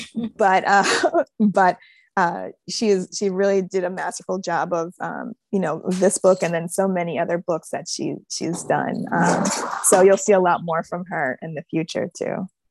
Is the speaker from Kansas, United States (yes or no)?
no; Buffalo, New York, United States; my hometown